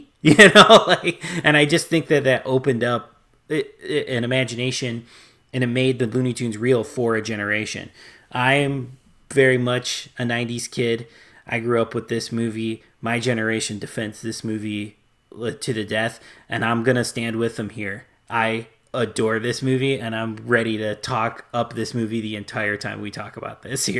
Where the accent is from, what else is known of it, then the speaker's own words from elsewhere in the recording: Chicago, Illinois, United States; I grew up in Chicago